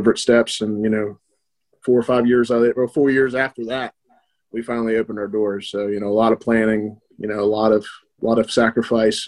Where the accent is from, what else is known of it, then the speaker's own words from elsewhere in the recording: West Virginia, United States; born and raised in West Virginia